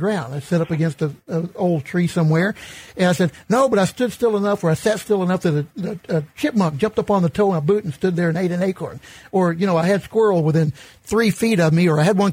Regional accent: St. Louis, Missouri, United States; I grew up in St. Louis and didn't have the opportunities

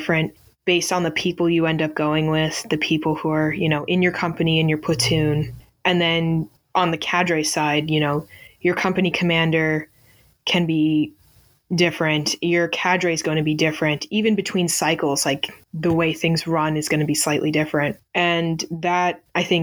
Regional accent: Northeast, United States

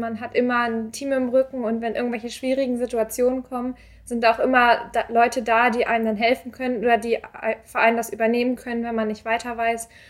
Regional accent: Glinde, Schleswig-Holstein, Germany; moved away as an adult; now in Hamburg, Germany; Ich komme eigentlich aus Glinde, das ist knapp östlich von Hamburg

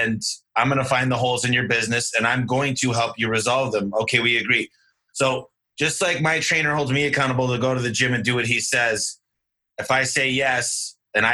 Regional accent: Michigan, United States; now in Arizona, United States; I'm from Michigan originally

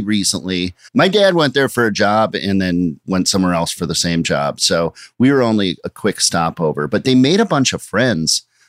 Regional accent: Minnesota, United States; now in Brooklyn, United States; I grew up in Minnesota

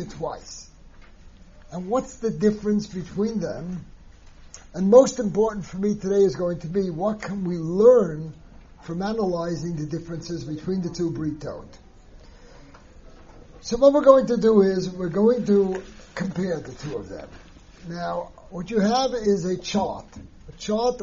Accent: United States; moved away; I was born in America, raised in America, educated in America

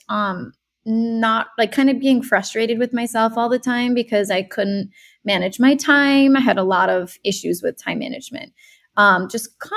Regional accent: Rhode Island, United States; moved away as an adult; also born or lived in California / Brooklyn, New York / Los Angeles; now in San Diego, United States; I'm from Rhode Island. Then I moved to California for 10 years to do my grad school and everything. And then I went back to the East Coast, lived in Brooklyn. And then I moved back to Rhode Island

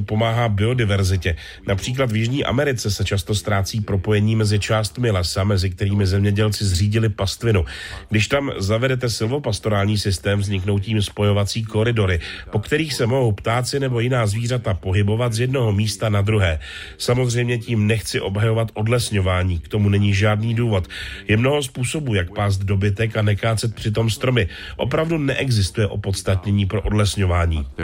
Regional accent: Colombia; v zemi, odkud pocházím a kde žiju, v Kolumbii

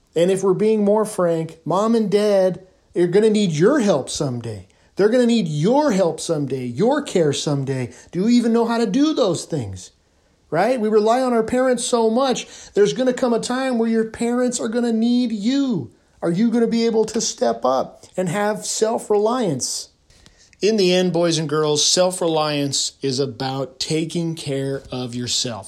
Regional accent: California, United States; I'm from California.

